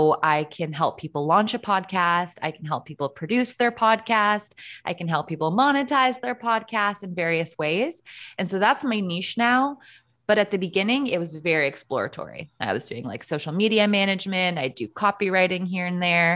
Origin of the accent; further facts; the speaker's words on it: Canada; as a Canadian